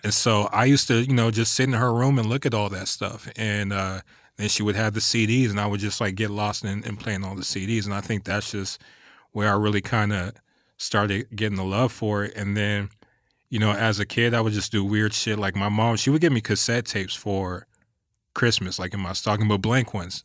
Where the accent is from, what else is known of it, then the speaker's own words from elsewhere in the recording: West Covina, California, United States; also born or lived in Anchorage, Alaska; I'm from West Covina, the Covina area